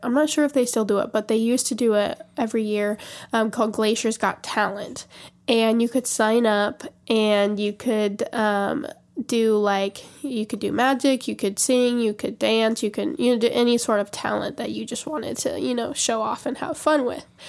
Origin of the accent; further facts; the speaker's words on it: Montana, United States; we're both from Montana